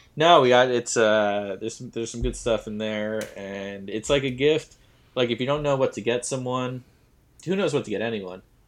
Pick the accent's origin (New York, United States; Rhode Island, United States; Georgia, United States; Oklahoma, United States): New York, United States; we're from New York